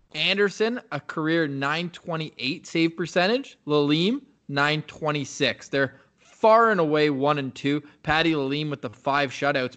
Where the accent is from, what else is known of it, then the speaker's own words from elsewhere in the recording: Ottawa, Ontario, Canada; when I was twelve to eighteen as a goalie growing up in Ottawa